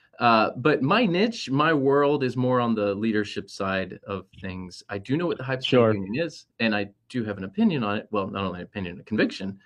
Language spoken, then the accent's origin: English; St. Petersburg, Florida, United States; I grew up in St. Pete, off of 28th Street